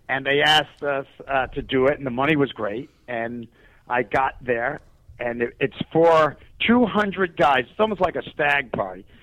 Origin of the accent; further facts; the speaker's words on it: New York City, New York, United States; I came from New York City